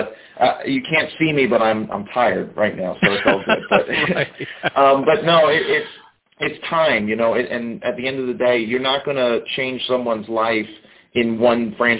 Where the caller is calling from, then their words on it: West Palm Beach, Florida, United States; I am in very hot West Palm Beach, Florida.